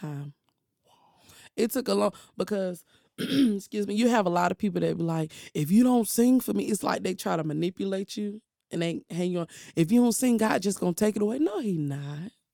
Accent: Durham, North Carolina, United States; also born or lived in Chapel Hill, North Carolina; I grew up in Durham, but I was born in Chapel Hill.

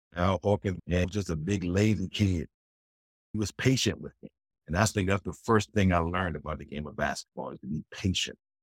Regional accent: Washington, District of Columbia, United States; Growing up in South East D C

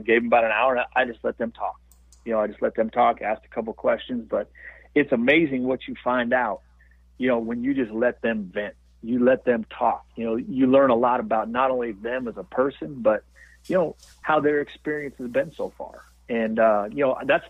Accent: Montana, United States; also born or lived in Los Angeles; I'm from Montana

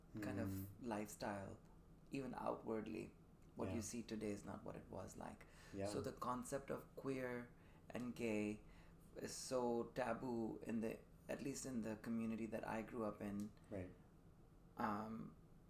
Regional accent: Dubai, United Arab Emirates; moved away as an adult; also born or lived in Sydney, Australia; now in San Francisco, United States; I'm Indian by background, born to Indian parents in Dubai. So I grew up in Dubai pretty much all the way up till I was 18 before I would leave for college

